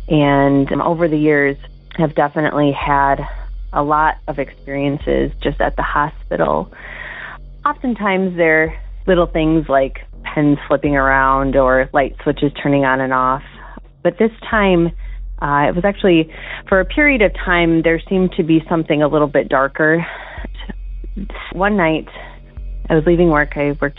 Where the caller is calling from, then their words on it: Wisconsin, United States; Hey, Derek. I'm calling from Wisconsin, and I'm calling about something that had happened to me a couple of years ago.